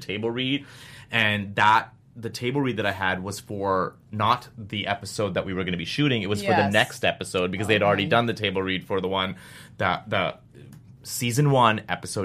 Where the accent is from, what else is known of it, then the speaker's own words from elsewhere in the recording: Canada; I'm Canadian